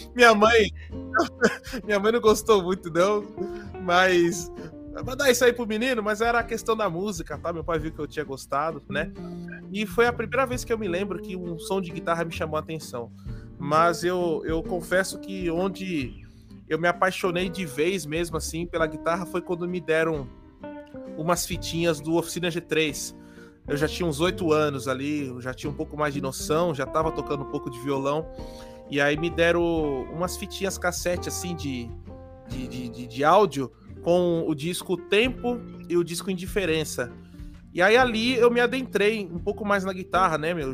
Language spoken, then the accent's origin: Portuguese; São Paulo, Brazil; eu sou daqui de São Paulo. Eu moro aqui na capital, na zona leste de São Paulo